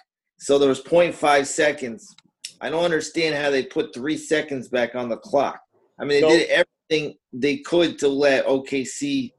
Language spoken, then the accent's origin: English; New York, United States; I grew up in New York with you